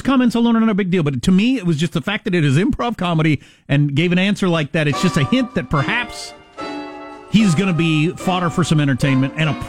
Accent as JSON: {"language": "English", "region": "Michigan", "country": "United States", "said": "I'm his husband. And I'm from Michigan and I've been a school teacher."}